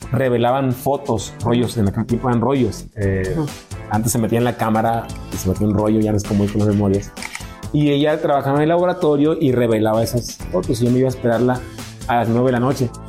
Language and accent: Spanish; Mexico; porque nuestra música sea cada vez digna de representarnos como mexicanos.